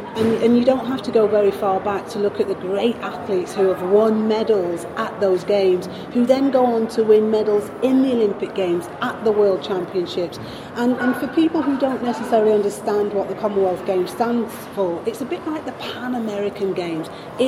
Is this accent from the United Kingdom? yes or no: yes; United Kingdom; But also, as a British athlete, to be involved in the top 4